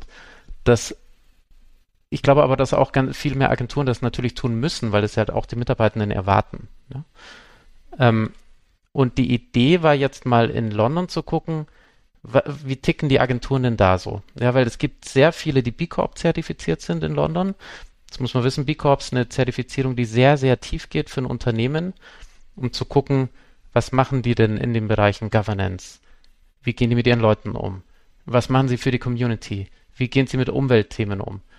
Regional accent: Munich, Bavaria, Germany; ich komme aus München

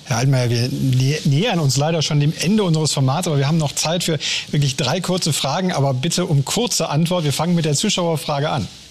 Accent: Germany; als Deutsche

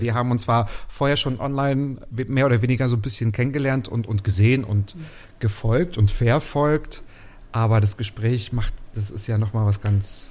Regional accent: Waren, Mecklenburg-Vorpommern, Germany; moved away as an adult; now in Berlin, Germany; Ich komme aus dem Müritz Nationalpark. Dort bin ich geboren, dort bin ich aufgewachsen in Waren an der Müritz, also ein Mecklenburger

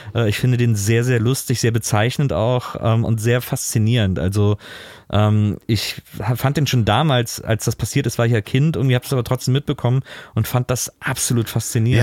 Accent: Cologne area, North Rhine-Westphalia, Germany; ich komme aus dem Kölner Raum.

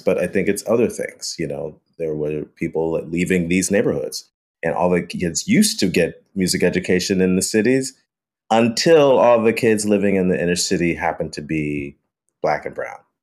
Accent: Chicago, Illinois, United States; growing up in Chicago

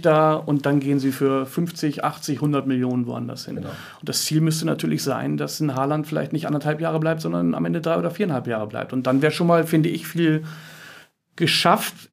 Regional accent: Hamburg, Germany; als Hamburger

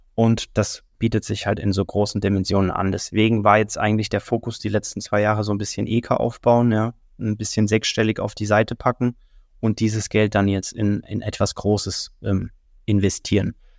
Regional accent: Kempten, Bavaria, Germany; moved away as an adult; also born or lived in Dubai; now in Mallorca, Spain; ich komme aus Kempten, das ist im tiefsten Alpen

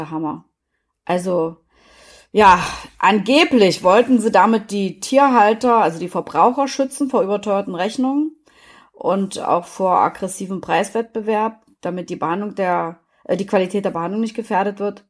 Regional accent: East Germany, Germany; ich bin ja in der DDR groß geworden

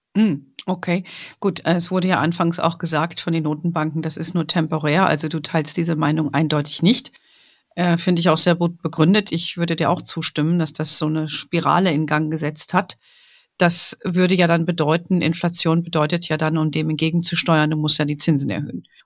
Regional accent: Germany

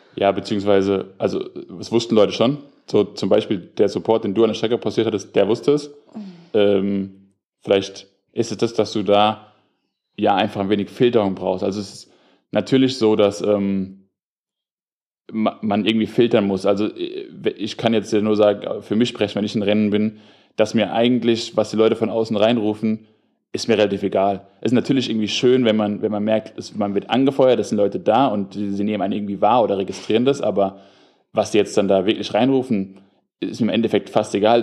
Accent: Darmstadt, Hesse, Germany; moved away as an adult; now in Frankfurt, Germany; ich komme ja aus Darmstadt

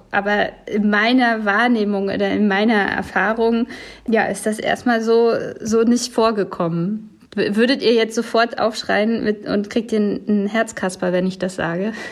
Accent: West Germany, Germany; weil ich eben als diese, ja, dieses ostdeutsch geprägte Kind, so im Westen groß geworden bin

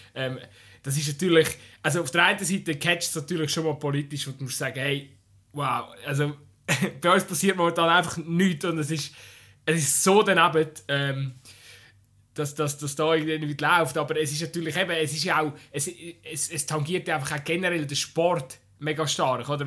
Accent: Switzerland; wir sind als Schweizer

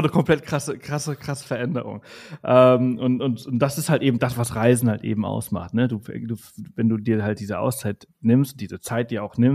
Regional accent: Balearic Islands, Spain; born there; moved away; bin zwar hier geboren auf Mallorca in Spanien, aber ich habe mein Leben, {S0} ja, also die letzten {S1} 20 Jahre woanders gelebt und jetzt komme ich zurück

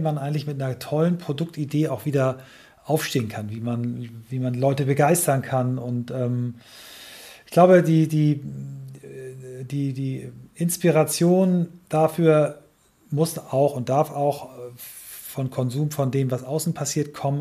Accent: Kiel, Schleswig-Holstein, Germany; aus meiner Heimatstadt Kiel

